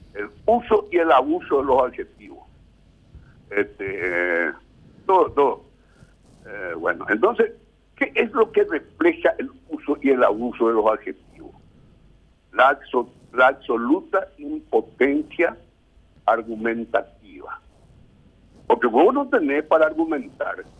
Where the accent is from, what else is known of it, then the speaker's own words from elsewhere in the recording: Coronel Oviedo, Caaguazú, Paraguay; mi pueblo, en Coronel Oviedo